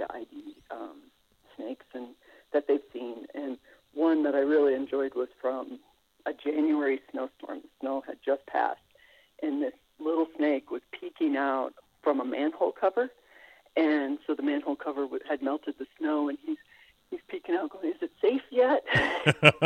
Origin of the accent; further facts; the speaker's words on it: South Dakota, United States; I grew up in South Dakota